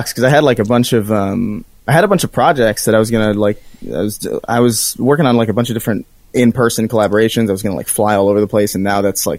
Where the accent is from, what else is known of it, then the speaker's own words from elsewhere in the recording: New York, United States; now in Los Angeles, United States; I'm from New York, but like I'm in LA now